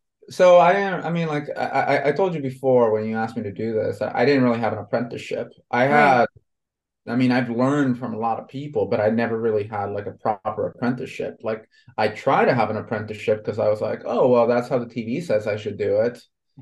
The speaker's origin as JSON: {"language": "English", "country": "Honduras", "tie": "born or raised there", "said": "I was born and raised in Honduras in Central America, right?"}